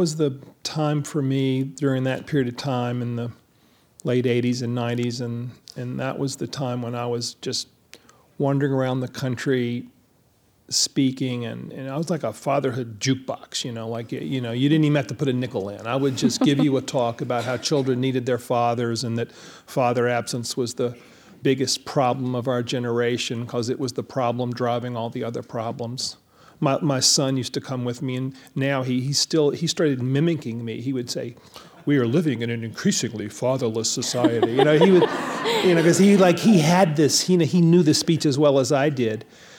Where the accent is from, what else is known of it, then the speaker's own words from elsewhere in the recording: the South, United States; I was born in 1955, you know, so the big thing for me was the civil rights movement, you know, growing up in the South.